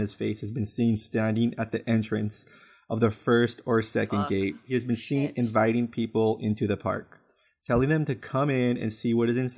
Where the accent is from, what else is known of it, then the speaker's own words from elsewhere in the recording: West Covina, California, United States; my hometown of West Covina